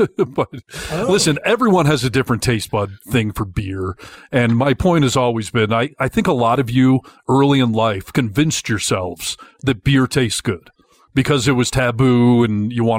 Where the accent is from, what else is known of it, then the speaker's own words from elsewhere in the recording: Michigan, United States; moved away; I grew up in Michigan